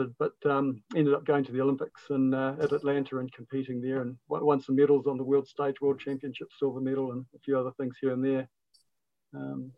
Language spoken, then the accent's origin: English; Whakatane, Bay of Plenty, New Zealand; I was raised in Whakatane